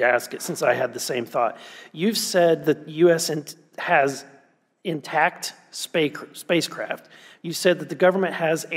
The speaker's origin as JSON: {"language": "English", "region": "Missouri", "country": "United States", "said": "I'm from Missouri"}